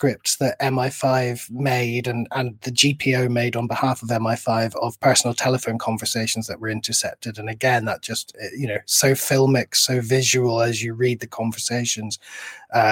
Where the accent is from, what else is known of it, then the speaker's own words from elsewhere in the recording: Northern Ireland, United Kingdom; grew up in Northern Ireland